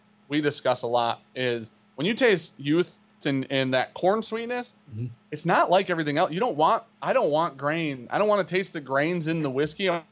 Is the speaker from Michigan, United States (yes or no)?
yes; Michigan, United States; We're from Michigan.